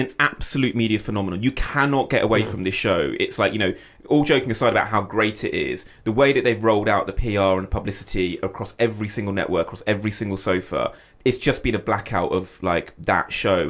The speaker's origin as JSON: {"language": "English", "country": "United Kingdom", "said": "And I'm not just saying that as a British producer"}